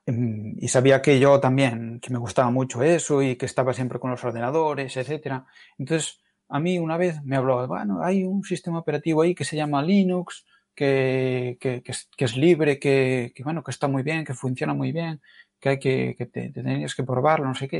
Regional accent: Galicia, Spain; como los gallegos decimos

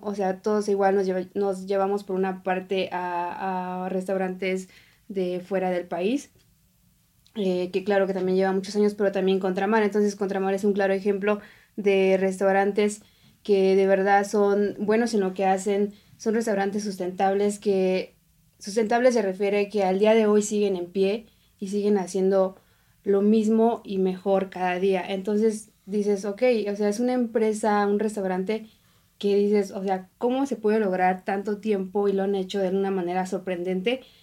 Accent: Oaxaca, Mexico; now in Mexico City, Mexico; yo soy de Oaxaca

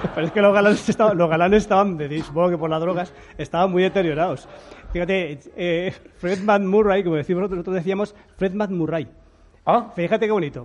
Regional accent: Spain; cómo somos los españoles

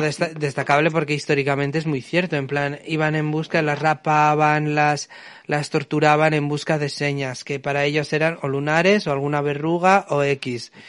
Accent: Bilbao, Basque Country, Spain; nacido y criado en Bilbao

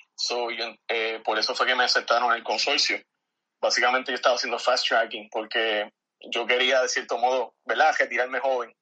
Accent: San Germán, Puerto Rico; nacido y criado aquí en San Germán

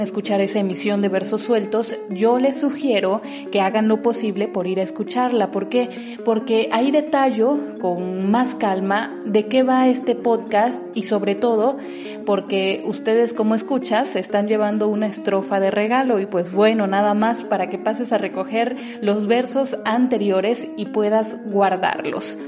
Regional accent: Oaxaca, Mexico; soy decimista oaxaqueña

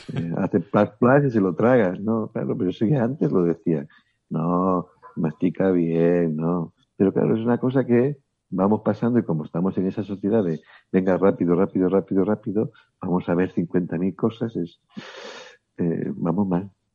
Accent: León, Castile and León, Spain; now in Barcelona, Spain; yo soy de León, pero vivo en Barcelona

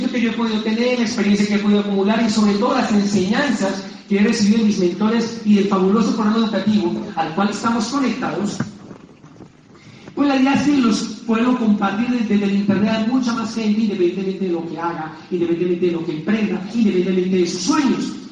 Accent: Antioquia, Colombia; Desde los ocho años que yo descargaba los árboles de mi abuelo de aguacates, bajaba a mi pueblo en Antioquia, a la carretera destapada

